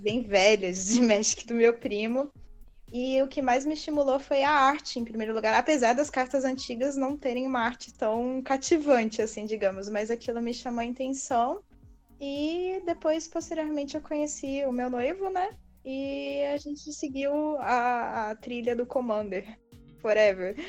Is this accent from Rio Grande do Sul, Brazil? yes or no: no; Petrópolis, Rio de Janeiro, Brazil; also born or lived in Bauru, São Paulo; eu atu atualmente moro em Petrópolis, no Rio de Janeiro. Fui criada aqui, apesar de ser nascida no interior de São Paulo, sou bauruense.